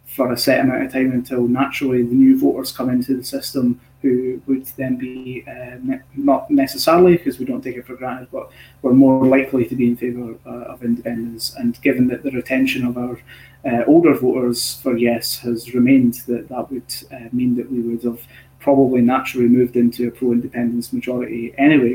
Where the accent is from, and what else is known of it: Scotland, United Kingdom